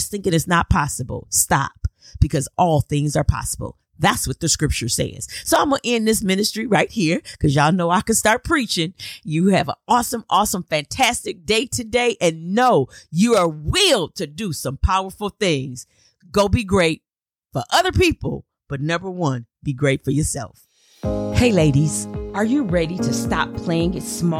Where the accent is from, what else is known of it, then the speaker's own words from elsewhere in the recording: Flint, Michigan, United States; moved away; I was in Flint, Michigan. Absolutely loved being back in my hometown